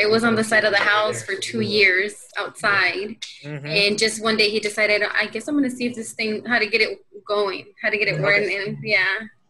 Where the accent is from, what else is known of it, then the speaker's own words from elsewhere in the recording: Houston, Texas, United States; Houston, Texas.